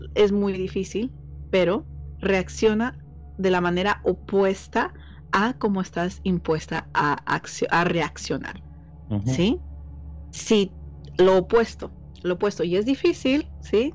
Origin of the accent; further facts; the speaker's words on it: Mexico; soy mexicana